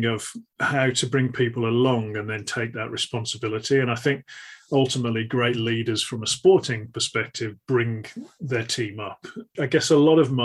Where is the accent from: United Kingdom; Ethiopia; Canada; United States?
United Kingdom; the Midlands, England; a lad growing up in the Midlands in England